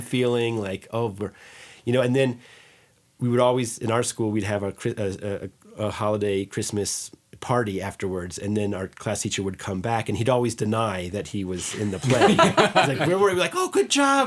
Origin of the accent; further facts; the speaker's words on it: Green Meadow, New York, United States; growing up in Green Meadow